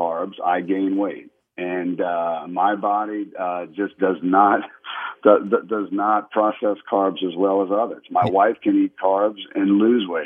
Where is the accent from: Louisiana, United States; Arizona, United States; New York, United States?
Louisiana, United States; New Orleans; now in Houston, United States; I grew up in New Orleans.